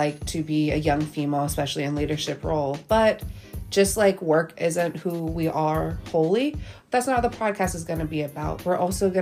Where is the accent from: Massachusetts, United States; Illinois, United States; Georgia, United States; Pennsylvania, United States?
Georgia, United States; moved away; I'm originally from Georgia